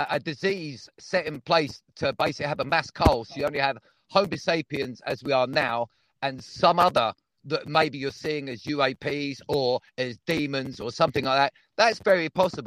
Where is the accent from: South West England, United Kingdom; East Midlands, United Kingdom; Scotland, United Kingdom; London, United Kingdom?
South West England, United Kingdom; Devon; I was born in Devon, but I am from Earth